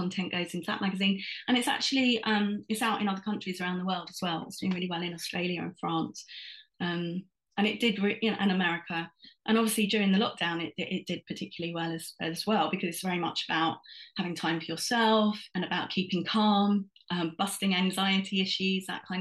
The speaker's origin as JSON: {"language": "English", "region": "London", "country": "United Kingdom", "tie": "born or raised there", "said": "I was born and raised in London"}